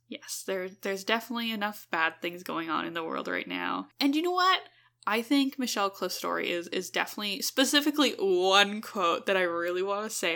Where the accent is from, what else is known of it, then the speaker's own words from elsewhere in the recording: Edmonton, Alberta, Canada; we're from Edmonton